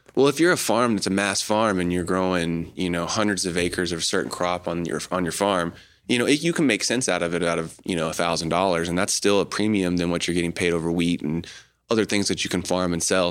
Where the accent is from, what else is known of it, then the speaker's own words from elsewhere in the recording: Choctaw, Oklahoma, United States; moved away; also born or lived in Colorado; Grew up here in Oklahoma City area, mm-hmm. um, just a little bit east of the city, mm-hmm. uh, Choctaw area